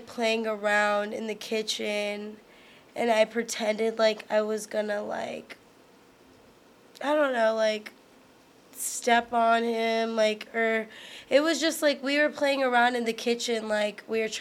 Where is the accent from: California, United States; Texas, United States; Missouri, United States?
Texas, United States; Houston; I'm from Houston